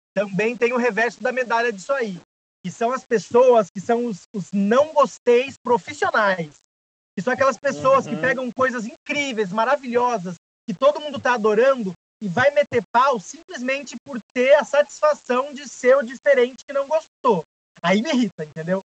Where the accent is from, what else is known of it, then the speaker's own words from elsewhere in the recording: São José dos Campos, São Paulo, Brazil; now in São Paulo, Brazil; eu não sou de São Paulo, sou de São José dos Campos, então eu não morava aqui